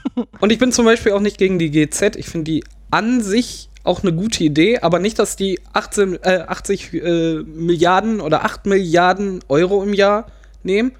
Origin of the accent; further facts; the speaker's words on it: Rheinberg, North Rhine-Westphalia, Germany; Ich komme aus Rheinberg